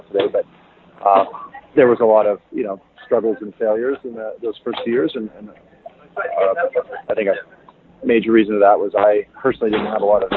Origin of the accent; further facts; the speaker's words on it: Toronto, Ontario, Canada; now in Kenya; I'm from Toronto originally